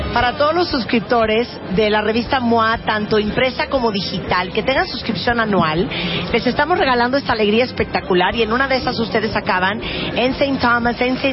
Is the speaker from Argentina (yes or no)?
no; Mexico; somos los mexicanos